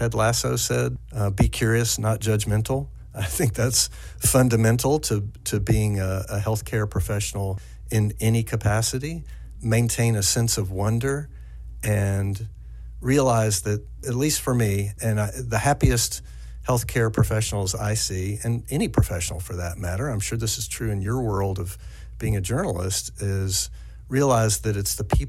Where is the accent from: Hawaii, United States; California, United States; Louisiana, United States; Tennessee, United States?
Tennessee, United States; East; moved away; also born or lived in Central Kentucky; my original home of East Tennessee